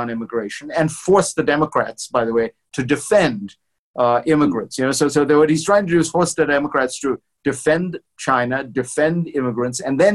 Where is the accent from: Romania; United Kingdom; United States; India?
India; moved away; I'm not a Christian, but I grew up in India and went to Christian school my whole life